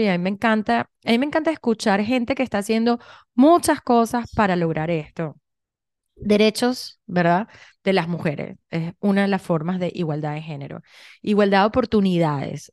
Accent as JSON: {"language": "Spanish", "country": "Venezuela", "moved": "yes", "said": "yo vengo de Venezuela"}